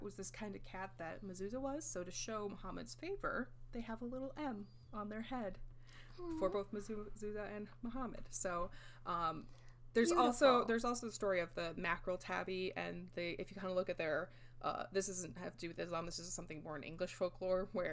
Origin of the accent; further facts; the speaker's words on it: Midwest, United States; I was raised in the Midwest, white Midwest, like, Catholic raised, but not anymore